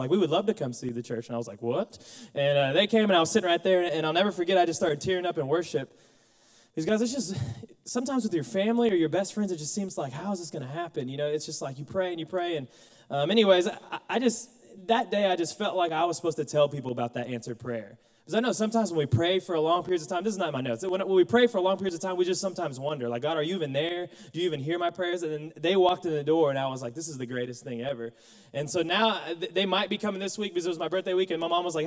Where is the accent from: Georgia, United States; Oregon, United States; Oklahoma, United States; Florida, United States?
Oklahoma, United States; Mustang; moved away as an adult; now in Conway, United States; I'm from Mustang, Oklahoma